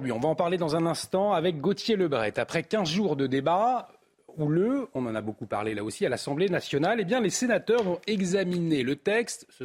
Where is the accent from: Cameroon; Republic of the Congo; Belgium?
Belgium; En tant que Belge, je ne suis pas directement concerné, mais je comprends.